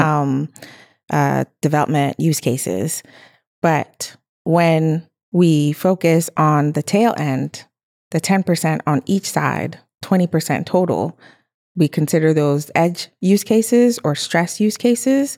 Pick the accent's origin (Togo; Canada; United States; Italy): Togo; I was born in Togo